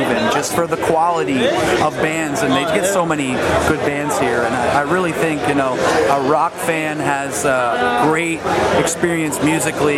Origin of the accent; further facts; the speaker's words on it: Central Pennsylvania, United States; we're from Central PA